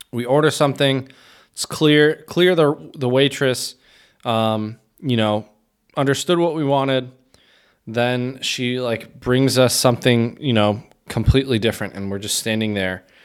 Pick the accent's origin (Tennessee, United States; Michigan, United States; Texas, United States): Michigan, United States; As a Midwesterner and, you know, spent, what, twenty-five of my twenty-seven years in Michigan